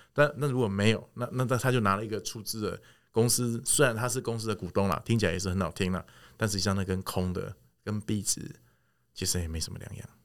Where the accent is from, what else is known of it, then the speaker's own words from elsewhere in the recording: Taiwan; 我们台湾人喜欢的东西是看得到的